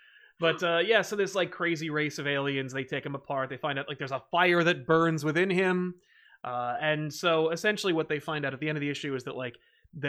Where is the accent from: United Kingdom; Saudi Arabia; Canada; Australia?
United Kingdom